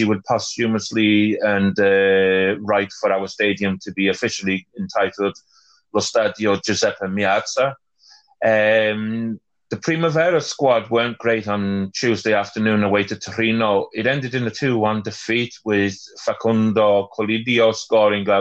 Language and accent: English; Wales, United Kingdom; as a Welshman